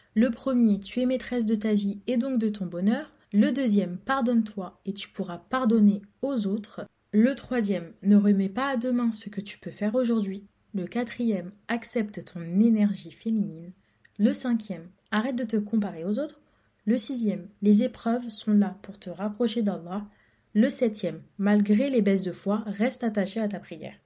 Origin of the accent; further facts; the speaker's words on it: France; je suis née en France, j'ai grandi en France, j'ai tout fait en France.